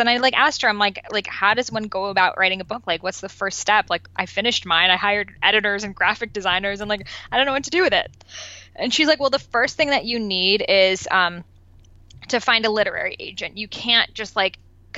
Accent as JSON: {"language": "English", "town": "Boston", "region": "Massachusetts", "country": "United States", "tie": "born or raised there", "also_born_or_lived": "Los Angeles", "first_language": "Persian", "second_language": "English", "moved": "as an adult", "said": "I grew up in Boston"}